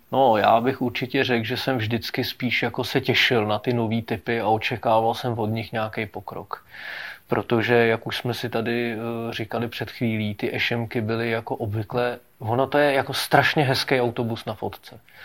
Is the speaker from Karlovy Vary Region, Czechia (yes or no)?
no; Prague, Czechia; u nás na Venici